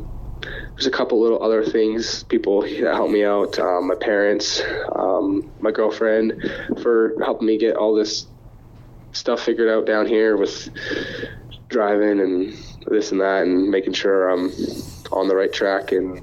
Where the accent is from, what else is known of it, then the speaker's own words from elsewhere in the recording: Canada; I don't really know who is all doing the East as a Canadian.